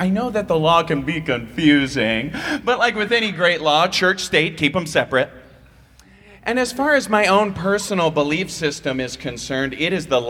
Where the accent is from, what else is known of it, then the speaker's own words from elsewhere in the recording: Iowa, United States; I'm originally from Iowa, you know, the funniest state in the union.